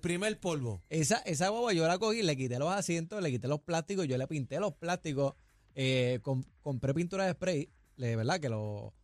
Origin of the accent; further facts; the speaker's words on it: San Juan, Puerto Rico; Nosotros venimos de una familia de Parcela falú, eh, humilde